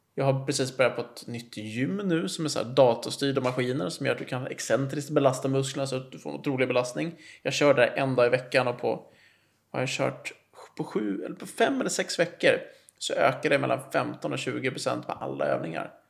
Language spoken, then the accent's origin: Swedish; Nacka, Stockholm County, Sweden; now in Täby, Sweden; jag är uppvuxen i Nacka och sen flyttade jag till Täby 2010